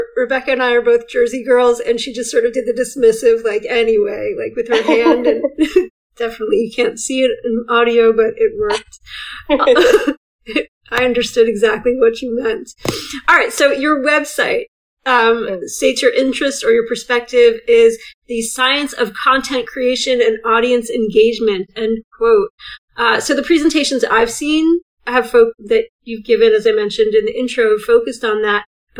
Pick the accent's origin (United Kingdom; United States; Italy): United Kingdom; England; I love language and as another English person.